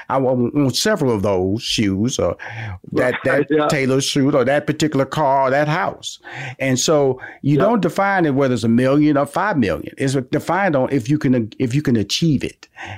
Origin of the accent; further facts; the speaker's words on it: Houston, Texas, United States; I'm from Houston. You're from South Carolina. We're Texas and South Carolina. We're both from the South now.